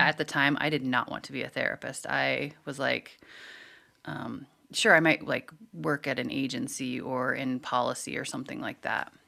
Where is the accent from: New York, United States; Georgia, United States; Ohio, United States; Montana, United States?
Montana, United States; growing up in Montana, there is this overall cultural view